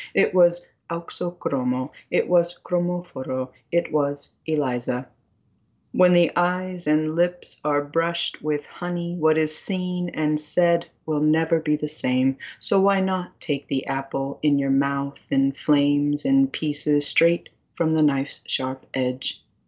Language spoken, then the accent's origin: English; United States; I grew up on a reservation